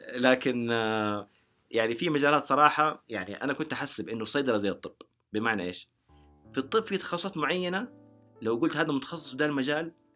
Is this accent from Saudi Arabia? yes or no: yes; Saudi Arabia; انا سعودي